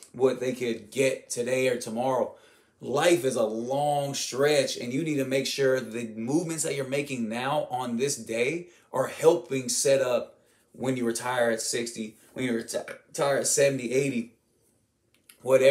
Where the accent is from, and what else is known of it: United States